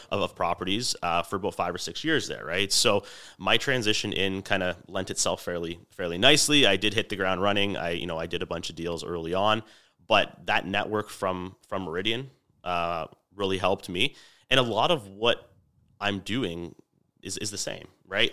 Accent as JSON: {"language": "English", "area": "Niagara", "region": "Ontario", "country": "Canada", "tie": "born or raised there", "said": "born and raised in Niagara"}